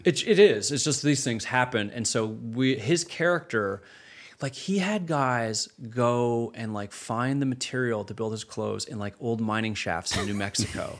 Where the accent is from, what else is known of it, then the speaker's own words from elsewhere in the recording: Canada; moved away as an adult; growing up in Canada, starting my career in Canada